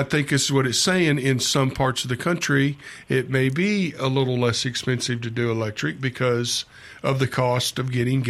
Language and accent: English; Memphis, Tennessee, United States; I'm from Memphis as well